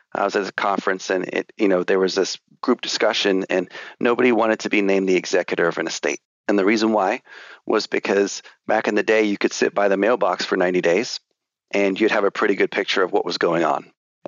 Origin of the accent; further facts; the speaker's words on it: England, United Kingdom; I was born and raised in England, albeit I do not have an accent.